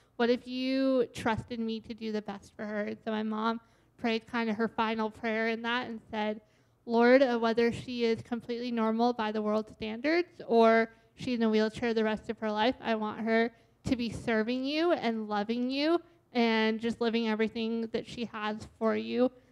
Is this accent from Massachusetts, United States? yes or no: yes; Boston, Massachusetts, United States; now in Washington, United States; I was born and raised in the Boston area